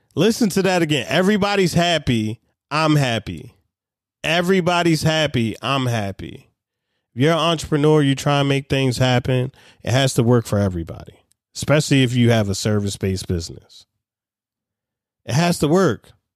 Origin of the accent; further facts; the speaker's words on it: Baltimore, Maryland, United States; I'm a kid from Baltimore City